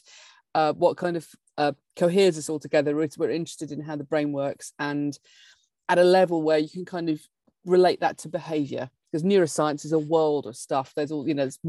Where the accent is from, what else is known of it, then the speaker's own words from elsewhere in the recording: Blackburn, North West England, United Kingdom; moved away; I'm from Blackburn